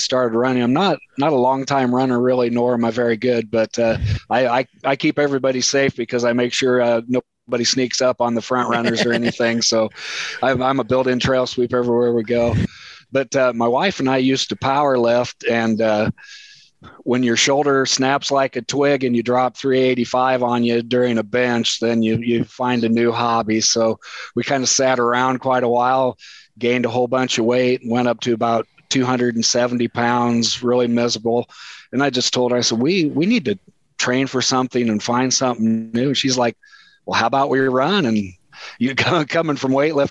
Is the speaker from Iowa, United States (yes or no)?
yes; Iowa, United States; moved away as an adult; also born or lived in Alma, Nebraska; now in Nebraska, United States; born and raised Nebraska, but we did move to Iowa early on with my mom. So really a lot of my school years and everything was all in Iowa.